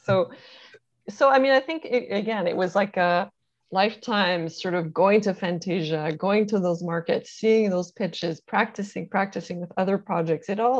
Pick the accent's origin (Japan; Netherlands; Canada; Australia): Canada; we're Canadian